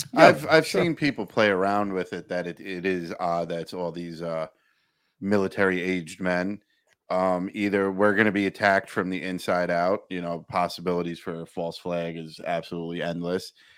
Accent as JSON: {"language": "English", "region": "New York", "country": "United States", "tie": "born or raised there", "said": "Where I grew up in New York"}